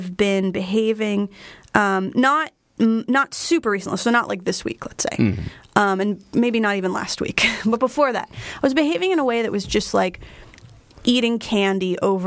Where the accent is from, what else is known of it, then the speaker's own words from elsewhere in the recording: Flemington, New Jersey, United States; a store in my hometown of Flemington, New Jersey